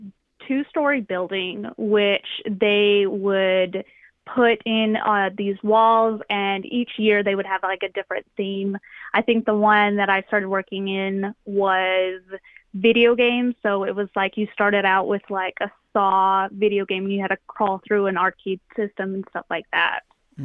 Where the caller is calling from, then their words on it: Texas, United States; I'm in the panhandle, like up in the north.